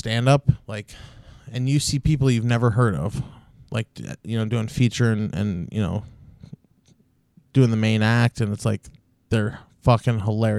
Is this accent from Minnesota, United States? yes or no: yes; Mankato, Minnesota, United States; I'm from Mankato. My family knows a lot of people there